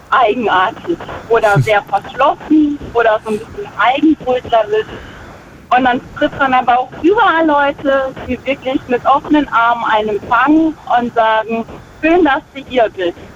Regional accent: Essen, North Rhine-Westphalia, Germany; Also ich komme gebürtig wirklich aus dem Pott, so wie sie es gesagt hat, aufgewachsen in Essen hatte immer Verwandtschaft in Hessen

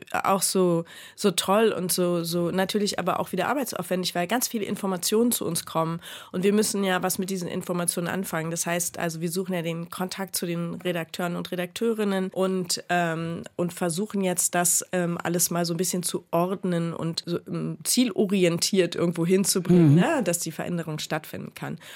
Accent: Berlin, Germany; Aufgewachsen bin ich in Marienfelde und Neukö in Neukölln zur Schule gegangen

